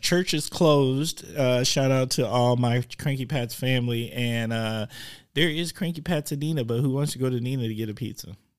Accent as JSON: {"language": "English", "town": "Milwaukee", "region": "Wisconsin", "country": "United States", "said": "I'm a huge Bucks fan 'cause I'm from Milwaukee"}